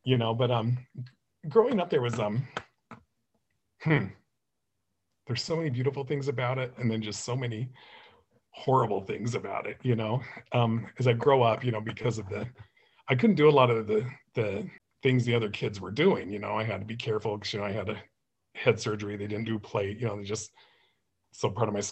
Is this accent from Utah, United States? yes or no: yes; Beaver, Utah, United States; moved away; also born or lived in Anchorage, Alaska / Tucson, Arizona / Las Vegas, Nevada / St. George, Utah; I grew up in Beaver, Utah